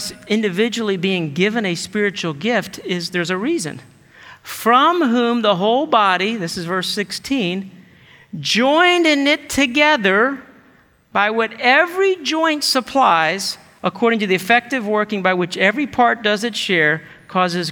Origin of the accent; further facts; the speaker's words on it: United States; we're American and individualistic culture